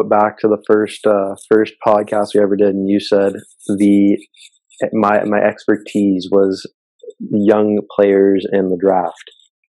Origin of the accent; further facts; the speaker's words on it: Canada; we're Canadian.